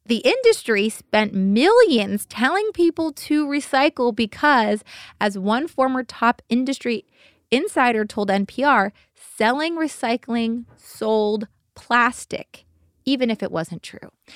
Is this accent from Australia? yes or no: no; Simi Valley, California, United States; born or raised there